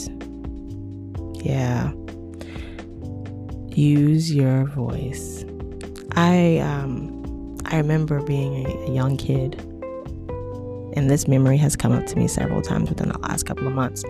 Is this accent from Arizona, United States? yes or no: yes; Arizona, United States; I grew up in Arizona